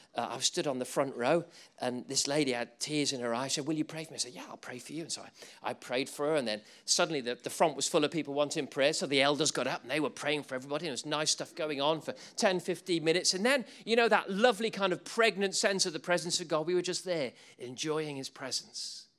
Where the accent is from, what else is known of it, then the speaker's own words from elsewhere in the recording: England, United Kingdom; We're English.